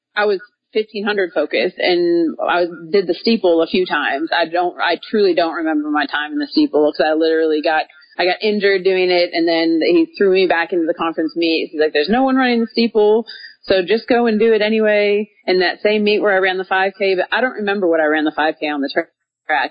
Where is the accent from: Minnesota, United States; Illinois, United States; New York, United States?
Minnesota, United States; Minneapolis; moved away as an adult; now in Little Rock, United States; I grew up in Minnesota and now I live in Little Rock, Arkansas